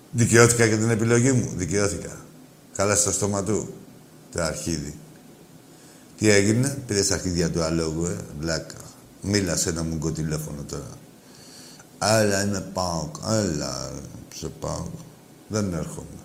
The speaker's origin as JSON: {"language": "Greek", "town": "Ioannina", "region": "Epirus", "country": "Greece", "said": "είμαι από τα Γιάννενα."}